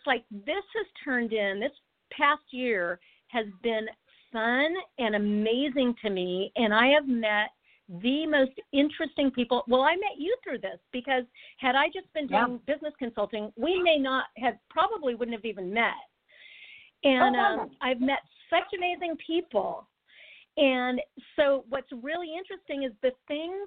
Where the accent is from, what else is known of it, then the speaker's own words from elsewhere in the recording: United States; as an American